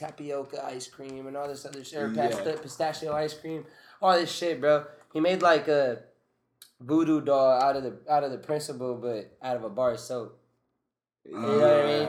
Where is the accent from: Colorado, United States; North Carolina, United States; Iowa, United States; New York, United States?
New York, United States; now in Arizona, United States; I'm from New York.